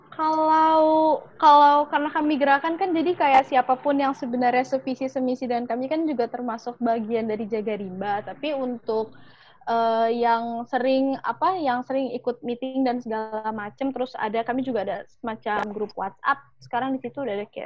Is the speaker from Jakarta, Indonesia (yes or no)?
no; West Java, Indonesia; Jadi ada sentimen sedikit karena ini um, apa terjadi di kampung halaman saya di Jawa Barat